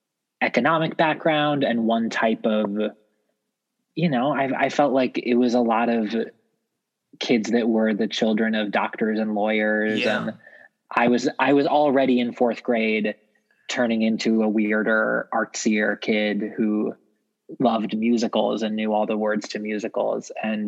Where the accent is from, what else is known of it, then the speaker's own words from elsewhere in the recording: Sarasota, Florida, United States; also born or lived in Cleveland, Ohio; I was born in Cleveland, Ohio, and we lived there until I was about 8 years old. And then my dad got a job near Sarasota, Florida. So we moved there. And that's where I feel like I did most of my growing up, because from the time I was 9 until I left for college.